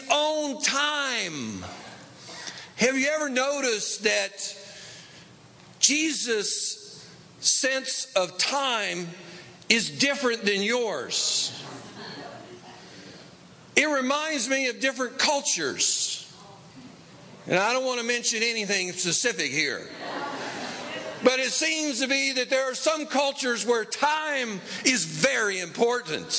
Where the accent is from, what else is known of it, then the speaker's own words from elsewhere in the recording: East Tennessee, United States; now in Los Angeles, United States; I grew up in East Tennessee